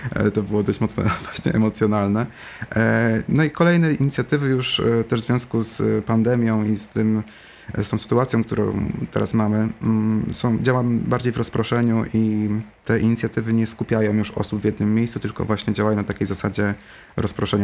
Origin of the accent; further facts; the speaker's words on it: Suchedniów, Świętokrzyskie Voivodeship, Poland; moved away; sam zresztą wyjechałem kiedyś z Suchedniowa, nie było mnie w Suchedniowie przez 9 lat